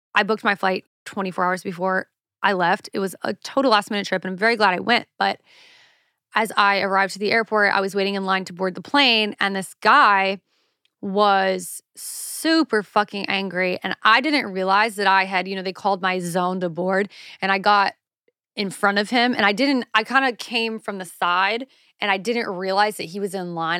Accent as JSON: {"language": "English", "region": "South Carolina", "country": "United States", "moved": "yes", "lives_now": "Los Angeles, United States", "said": "I'm from the South, honey. Like, we don't do scones there"}